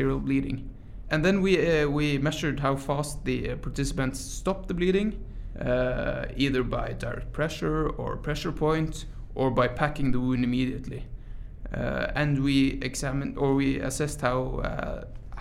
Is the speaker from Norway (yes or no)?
yes; Troms og Finnmark, Norway; moved away as an adult; now in Tromsø, Norway; I come from Norway, and I study medicine at the Arctic University of Norway, which is the University of Tromsø. So I'm an EMT from Finnmark, the far north of Norway, but I study medicine in Tromsø now.